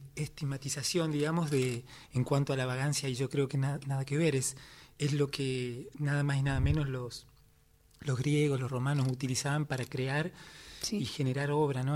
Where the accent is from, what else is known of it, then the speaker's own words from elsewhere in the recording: San Luis, Argentina; Yo me crié en un pueblo, en San Luis